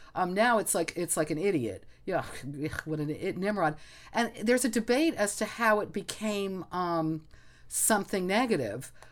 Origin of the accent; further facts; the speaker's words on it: Egypt; moved away; we grew up in Egypt